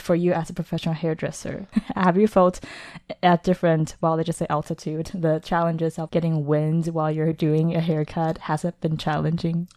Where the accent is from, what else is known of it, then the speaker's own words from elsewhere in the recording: Taipei, Taiwan; I was born in Taipei, Taiwan, but home for me is a abstract concept